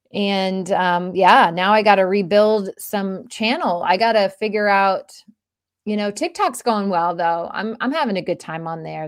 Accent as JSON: {"language": "English", "region": "Florida", "country": "United States", "tie": "born or raised there", "said": "I grew up in Florida"}